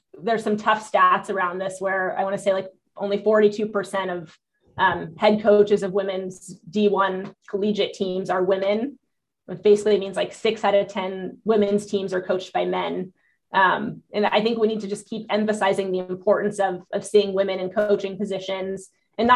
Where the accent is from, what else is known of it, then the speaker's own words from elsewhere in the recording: Southern California, United States; I grew up in Southern California